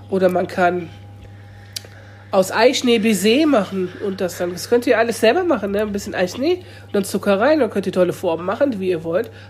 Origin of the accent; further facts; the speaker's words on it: Lower Saxony, Germany; ich komme ja nicht von hier. Ich bin ja Niedersachse. Ich bin hier eine Person mit Migrationshintergrund.